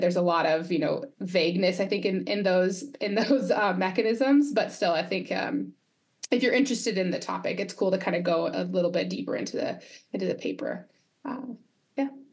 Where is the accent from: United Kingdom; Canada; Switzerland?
Canada; Quebec; I'm from Quebec region